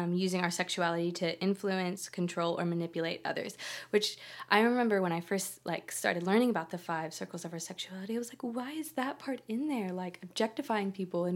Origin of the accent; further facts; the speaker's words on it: California, United States; moved away as an adult; now in Australia; I'm from California, but I've been here for 6 years.